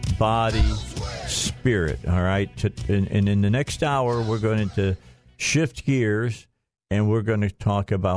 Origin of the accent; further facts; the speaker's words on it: Chicago, Illinois, United States; moved away; my old stomping ground where I grew up at in Chicago